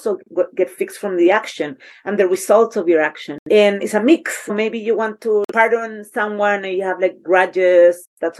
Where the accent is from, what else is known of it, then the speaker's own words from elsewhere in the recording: Chile; moved away; I grew up in Chile with the ice waters all my life